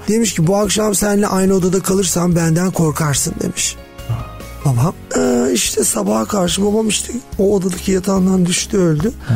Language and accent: Turkish; Istanbul, Turkey; born or raised there